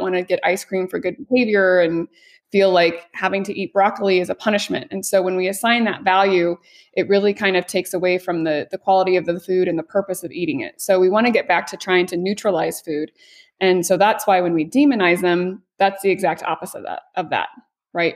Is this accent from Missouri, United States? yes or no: yes; Missouri, United States; now in Las Vegas, United States; I'm from Mid-, Missouri originally